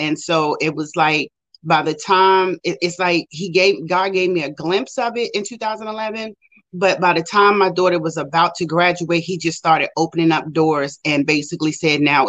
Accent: Maryland, United States; also born or lived in Richmond, Virginia; I moved back to Maryland, which is my hometown

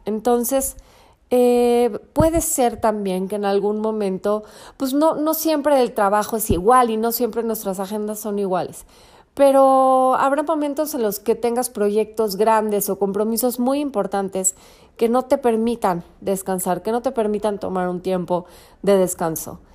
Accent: Mexico; Hoy es día festivo en México, en mi país

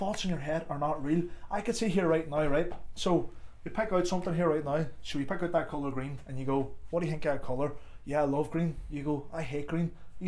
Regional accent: Derry, Northern Ireland, United Kingdom; also born or lived in Tallaght / Clondalkin; now in Dublin, Ireland; I'm from Derry and you're from Dublin

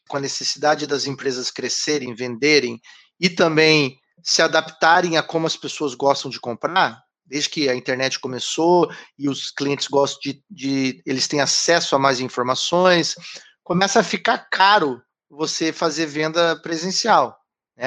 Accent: Curitiba, Paraná, Brazil; moved away; Eu sou de Curitiba

